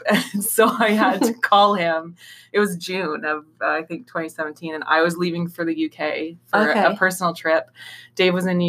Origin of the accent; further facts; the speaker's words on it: Thunder Bay, Ontario, Canada; also born or lived in Ottawa; now in Toronto, Canada; Originally, I'm from Thunder Bay in Northern Ontario, and then I bounced around Southern Ontario for a bit and left Ottawa to come to Toronto.